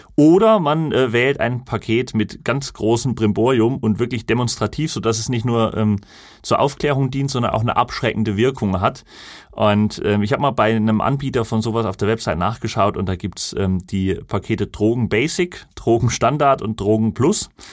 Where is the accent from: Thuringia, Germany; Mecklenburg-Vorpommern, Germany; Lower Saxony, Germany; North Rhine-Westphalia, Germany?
Thuringia, Germany; Lauscha; in meinem Heimatort Lauscha ist ja die Glasindustrie